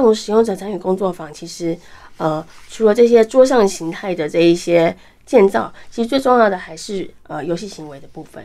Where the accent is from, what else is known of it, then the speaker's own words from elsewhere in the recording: Keelung, Taiwan; 因为我来自基隆